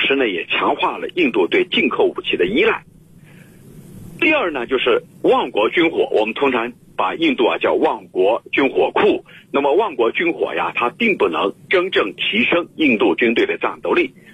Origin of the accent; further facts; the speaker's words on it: China; 咱们中国